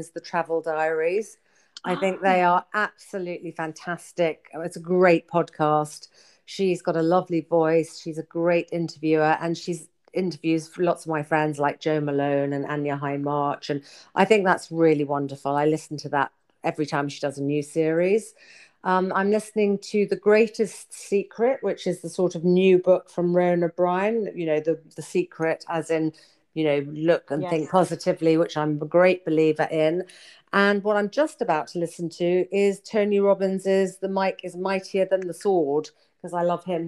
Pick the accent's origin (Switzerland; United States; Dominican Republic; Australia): Switzerland; I grew up in Switzerland